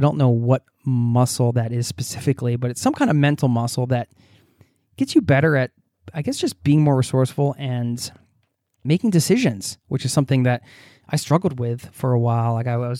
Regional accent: United States; so I hope you're doing well over in my home country

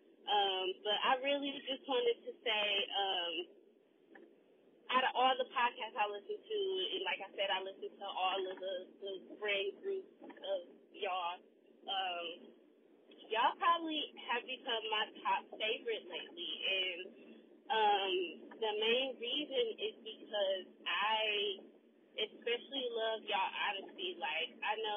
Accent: Milwaukee, Wisconsin, United States; I am from Milwaukee

